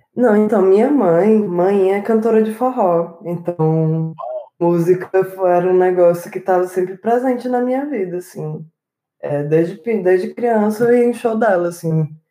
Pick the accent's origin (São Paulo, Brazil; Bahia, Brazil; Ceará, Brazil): Ceará, Brazil; Morada Nova; also born or lived in Fortaleza; minha infância, morei no interior do Ceará, uhum. numa cidade chamada Morada Nova